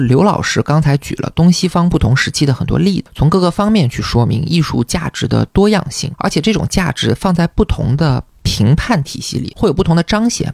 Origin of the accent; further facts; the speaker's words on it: China; 我们中国人